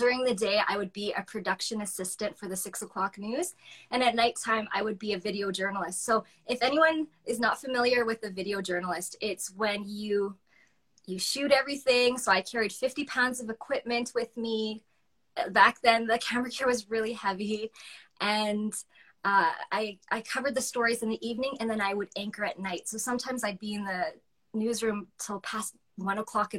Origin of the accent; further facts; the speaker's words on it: Calgary, Alberta, Canada; moved away as an adult; also born or lived in Yorkton, Saskatchewan; I grew up in Calgary